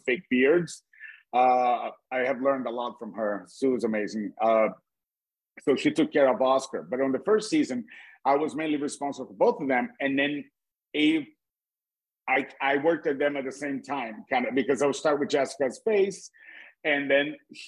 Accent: Brazil; English is a second language; moved away as an adult; also born or lived in Cape Cod; when I was a new immigrant, I'm from Brazil. My accent

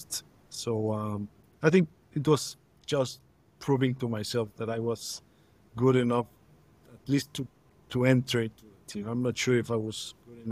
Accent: Mexico City, Mexico; I'm born and raised in Mexico City

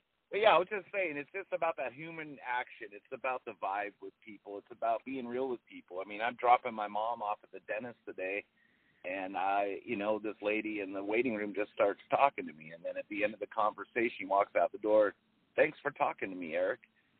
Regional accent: Long Beach, California, United States; moved away as an adult; also born or lived in Arizona / San Antonio, Texas; now in Austin, United States; I came out to Austin. It's been about 9 years now. I lived in Arizona for about 5 years. I grew up in Long Beach, California.

